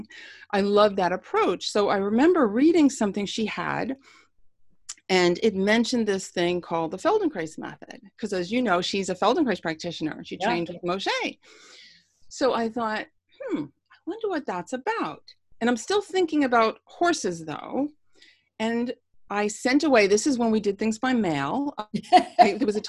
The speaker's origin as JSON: {"language": "English", "area": "Long Island", "region": "New York", "country": "United States", "tie": "born or raised there", "also_born_or_lived": "Bronx, New York", "said": "I grew up on Long Island"}